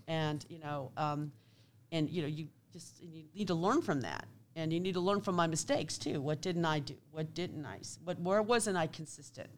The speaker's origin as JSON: {"language": "English", "town": "Kansas City", "region": "Kansas", "country": "United States", "tie": "born or raised there", "said": "I grew up in Kansas City, Kansas."}